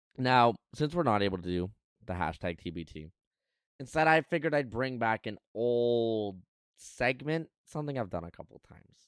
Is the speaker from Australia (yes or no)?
no; Canada; as a Canadian